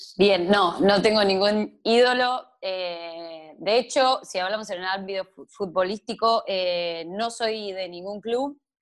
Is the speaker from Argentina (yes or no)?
yes; Barker, Buenos Aires Province, Argentina; moved away; also born or lived in Tandil; a mi pueblo, a Barker